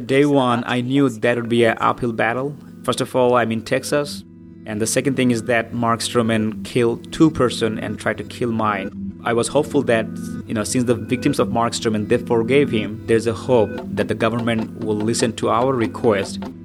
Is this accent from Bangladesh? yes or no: yes; Bangladesh; moved away; I'm from Bangladesh.